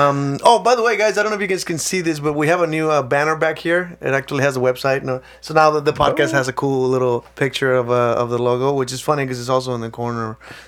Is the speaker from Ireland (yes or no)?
no; Mexico; moved away; I grew up in Mexico.